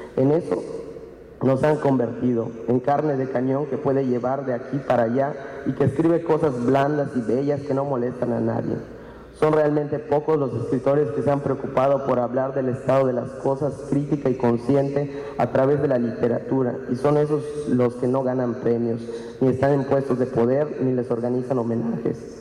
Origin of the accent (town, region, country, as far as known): Maya people, Yucatán, Mexico